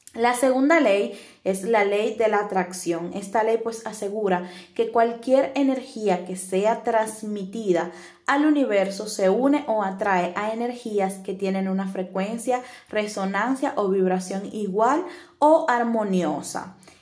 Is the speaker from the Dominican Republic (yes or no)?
yes; Dominican Republic; now in Italy; soy de República Dominicana y actualmente estoy viviendo en Italia